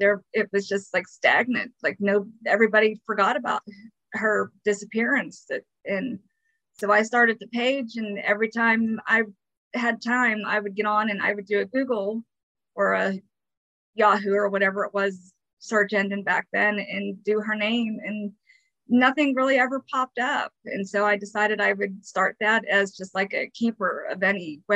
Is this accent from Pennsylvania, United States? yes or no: yes; Windsor, Pennsylvania, United States; moved away as an adult; now in California, United States; I grew up in Windsor, Pennsylvania. I moved out here right after high school when I was 18.